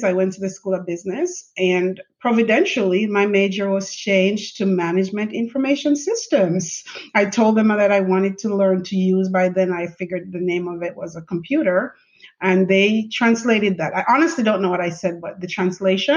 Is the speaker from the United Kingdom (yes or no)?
no; Jamaica; moved away as an adult; now in United States; I grew up in Jamaica, went to high school in Jamaica.